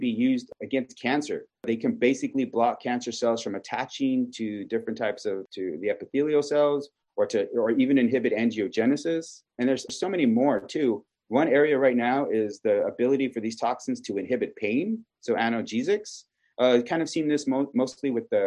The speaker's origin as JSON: {"language": "English", "town": "Kingsville", "region": "Texas", "country": "United States", "said": "I am originally from South Texas in Keensville, where Texas A&M University in Keensville is located"}